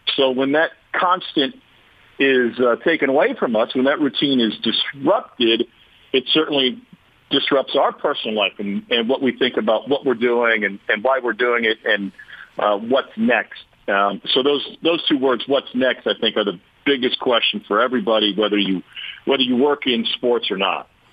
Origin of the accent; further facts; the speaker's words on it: Missouri, United States; growing up in Missouri